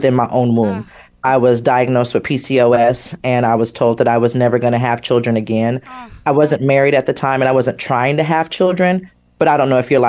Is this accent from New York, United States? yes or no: no; Sacramento, California, United States; I grew up in Sacramento, California.